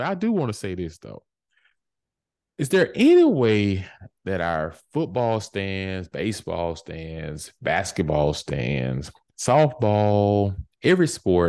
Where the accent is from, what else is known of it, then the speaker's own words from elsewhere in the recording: Mississippi, United States; I'm from Mississippi, so I know a lot about that Hattiesburg area. My family's down there.